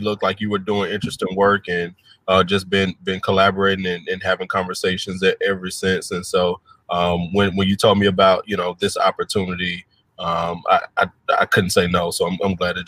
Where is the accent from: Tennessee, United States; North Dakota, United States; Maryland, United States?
Tennessee, United States; Chattanooga; moved away as an adult; now in Detroit, United States; So I'm originally from Chattanooga, Tennessee, born and raised. I moved to Detroit about 4.5 years ago